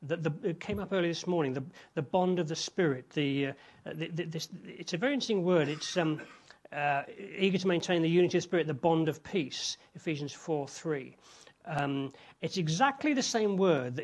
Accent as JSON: {"language": "English", "region": "England", "country": "United Kingdom", "said": "as English people"}